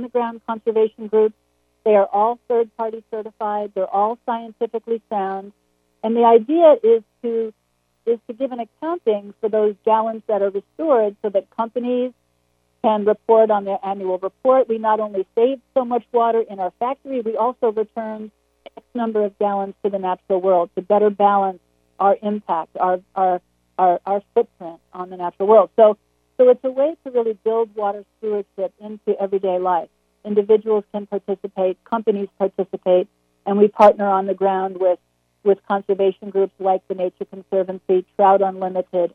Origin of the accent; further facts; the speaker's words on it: Long Island, New York, United States; I grew up on Long Island